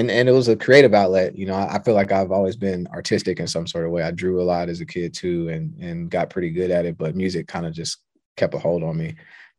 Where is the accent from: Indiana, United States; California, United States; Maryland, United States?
Indiana, United States; Indianapolis; I'm from the Midwest. I'm from Indianapolis, Indiana, but I've moved around a lot.